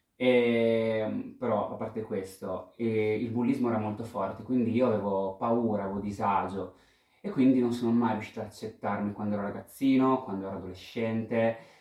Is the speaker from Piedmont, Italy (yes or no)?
no; Pesaro, Marche, Italy; vengo da Pesaro e ho 31 anni